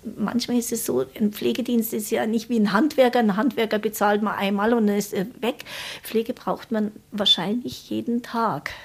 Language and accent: German; Munich, Bavaria, Germany; moved away; also born or lived in Baden-Württemberg; Ich bin ja geborene Münchnerin